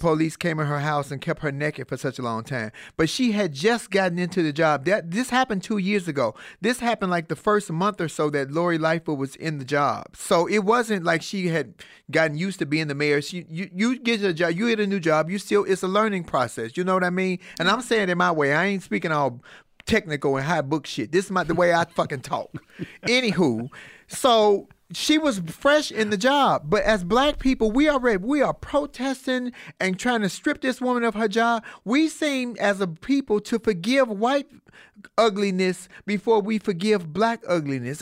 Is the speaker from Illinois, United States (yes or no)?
yes; Chicago, Illinois, United States; I'm from Chicago